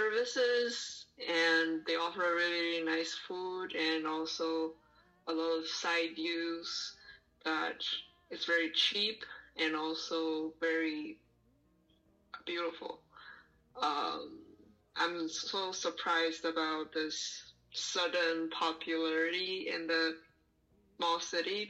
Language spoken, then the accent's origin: English; Zibo, Shandong, China; now in Davis, United States; My hometown is in Zibo, China.